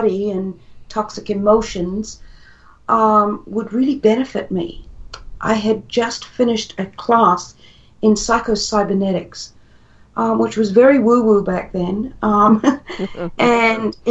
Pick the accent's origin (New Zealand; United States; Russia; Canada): New Zealand; moved away as an adult; also born or lived in Perth, Australia; I was living in Australia at the time. I'm originally from New Zealand, but we were living in Perth